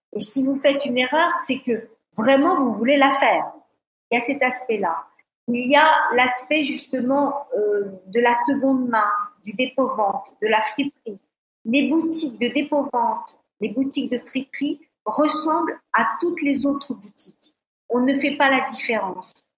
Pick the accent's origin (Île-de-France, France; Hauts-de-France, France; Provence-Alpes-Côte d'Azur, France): Île-de-France, France; Paris; moved away as an adult; also born or lived in Côte d'Azur / London / Denmark; en tant que Parisienne arrivée sur la Côte d'Azur